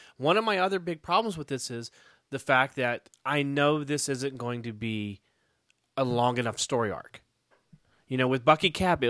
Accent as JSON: {"language": "English", "region": "West Virginia", "country": "United States", "tie": "born or raised there", "moved": "yes", "said": "Oh, I can go back to my home state of West Virginia and run for office."}